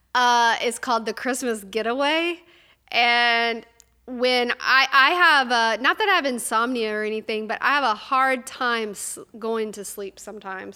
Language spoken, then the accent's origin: English; North Louisiana, United States; I'm from North Louisiana